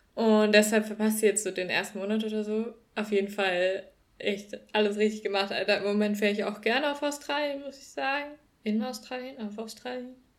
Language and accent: German; Northern Germany, Germany; moved away as an adult; now in Cologne, Germany; bei uns im Norden